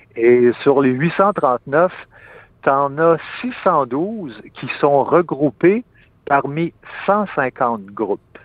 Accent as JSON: {"language": "French", "region": "Quebec", "country": "Canada", "said": "en tant que Québécois"}